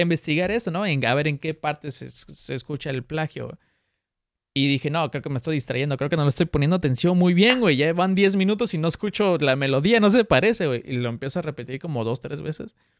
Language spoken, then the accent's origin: Spanish; Mexico City, Mexico; Soy chilango